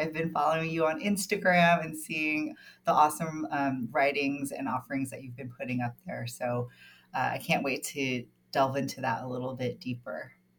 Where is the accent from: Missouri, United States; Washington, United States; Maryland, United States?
Maryland, United States; Baltimore; Territory, otherwise known as Baltimore, Maryland. My ancestry is mostly Tagalog and some Chinoy, but I was raised here on Turtle Island.